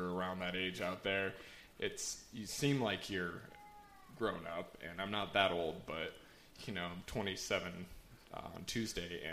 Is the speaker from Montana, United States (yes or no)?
yes; Bozeman, Montana, United States; I'm from Bozeman